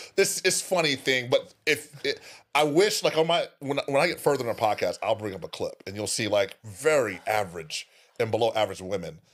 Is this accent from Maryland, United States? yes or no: no; California, United States; I'm from there too